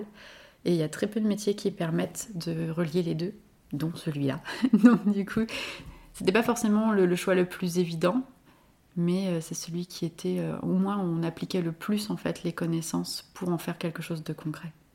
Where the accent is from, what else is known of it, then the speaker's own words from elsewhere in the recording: Lyon, Auvergne-Rhône-Alpes, France; Je vis à Rieux, donc tout à côté de Lyon, et j'ai toujours grandi dans les parages